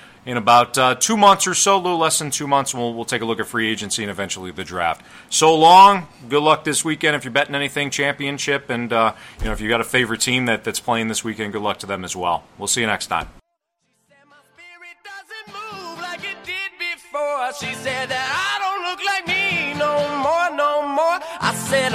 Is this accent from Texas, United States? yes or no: no; Chicago, Illinois, United States; now in St. Louis, United States; me in Chicago, which is my hometown.